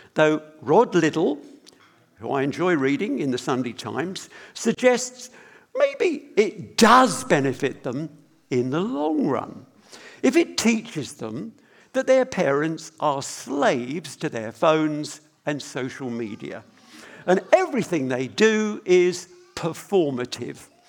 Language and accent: English; United Kingdom; we're British